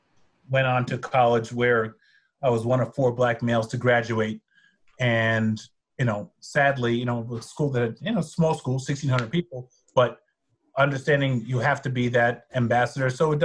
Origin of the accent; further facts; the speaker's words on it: New York City, New York, United States; I grew up in New York City, very, very diverse, you know, city